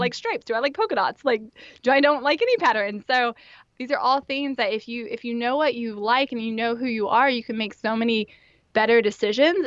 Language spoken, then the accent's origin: English; Indiana, United States; moved away as an adult; also born or lived in Memphis, Tennessee / northeast Pennsylvania; I grew up in Indiana, and pretty much like any good Hoosier